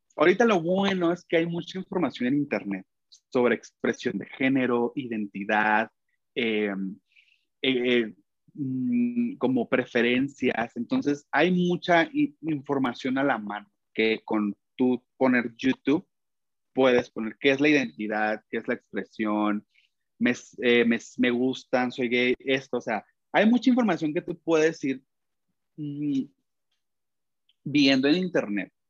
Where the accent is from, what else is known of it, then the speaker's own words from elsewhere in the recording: Mexico; soy un cantante mexicano independiente